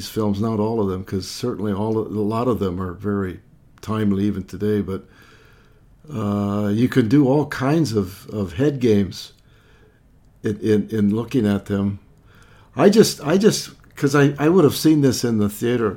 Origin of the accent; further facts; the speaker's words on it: Montana, United States; We didn't get television in my hometown of Montana until 1955